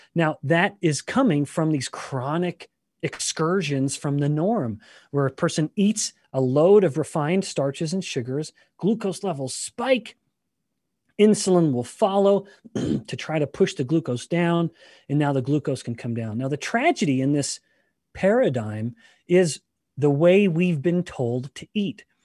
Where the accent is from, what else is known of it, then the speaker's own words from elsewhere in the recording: Canada; I am Canadian